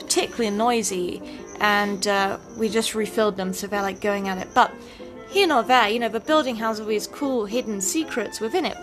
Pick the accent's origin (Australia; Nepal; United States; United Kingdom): United Kingdom; as a British person